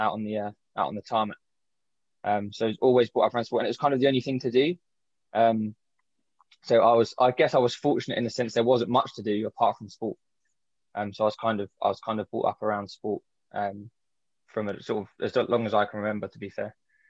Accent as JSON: {"language": "English", "region": "London", "country": "United Kingdom", "tie": "born or raised there", "said": "I grew up in Southeast London."}